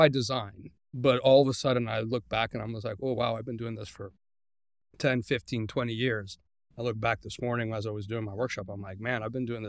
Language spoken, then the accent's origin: English; Guadalajara, Jalisco, Mexico; English is a second language; now in United States; So I was born in Mexico, and then I started. I moved to the States when I was 2. My dad worked for Hewlett Packard, so immigrated to the United States, and I pretty much started growing up here. And when I was 10, I moved back to Mexico, back to Guadalajara. I lived 6 years in Guadalajara.